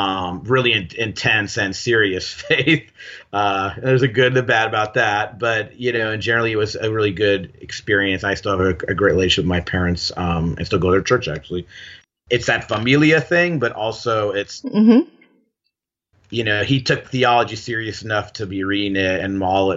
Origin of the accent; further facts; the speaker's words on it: Gardena, California, United States; I grew up in Gardena, which is, South L.A. So I grew up in the L.A. area and used to diversity